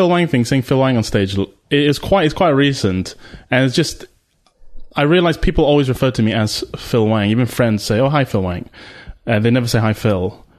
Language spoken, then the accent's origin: English; Malaysia; now in United Kingdom; so my mum's British. I grew up in Malaysia. My dad's Malaysian